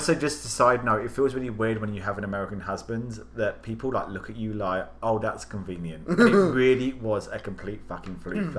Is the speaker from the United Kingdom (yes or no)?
yes; Croydon, London, United Kingdom; moved away as an adult; now in United States; I am from a place in South London called Croydon. Famously, … trained there, and Crystal Palace is our local soccer team